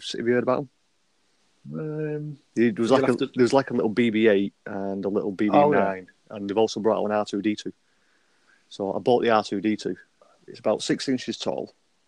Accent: Bolton, North West England, United Kingdom; I'm from Bolton, just outside of Manchester, in sunny England. Are you still in Bolton? Yeah, I'm still in Bolton. Lived there all my life.

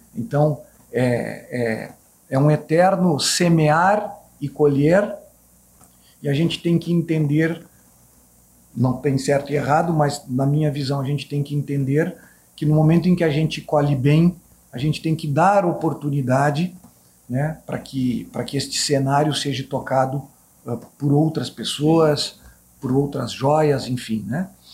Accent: Caxias do Sul, Rio Grande do Sul, Brazil; moved away; Saí de Caxias do Sul

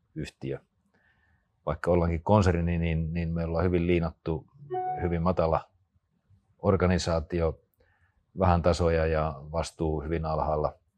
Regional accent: Rautalampi, North Savo, Finland; moved away; also born or lived in Espoo; mä olen syntynyt pienellä paikkakunnalla Rautalammilla

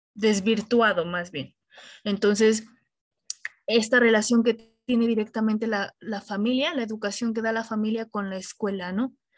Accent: Mexico; esa parte cultural que nos caracteriza como, como mexicanos

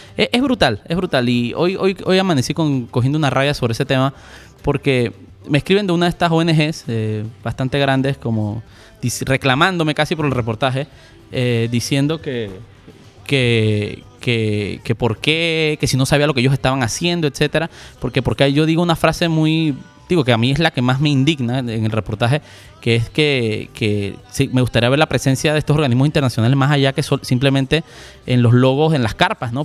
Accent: Panama; como panameños

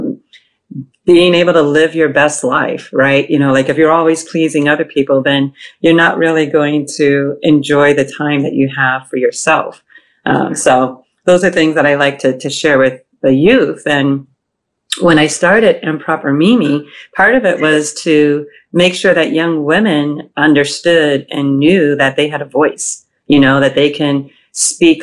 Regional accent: Boston, Massachusetts, United States; also born or lived in Ohio; now in New York, United States; I was born in Ohio, grew up in Boston. I live in New York now

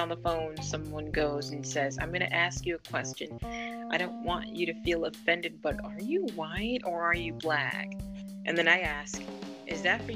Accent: New England, United States; I grew up in New England

